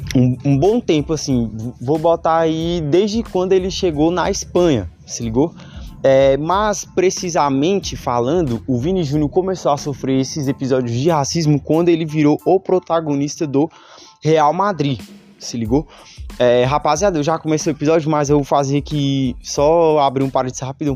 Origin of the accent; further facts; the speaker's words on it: Brazil; Nós que somos daqui do Brasil